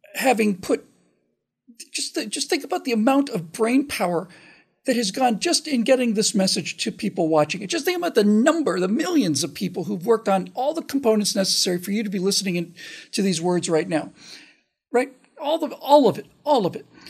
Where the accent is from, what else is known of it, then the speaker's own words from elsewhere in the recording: United States; especially as an American